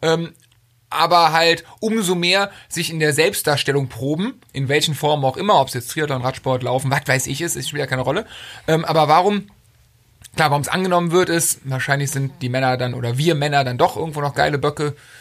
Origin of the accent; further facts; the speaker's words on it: Cologne, North Rhine-Westphalia, Germany; Ich komme aus der Ecke von Köln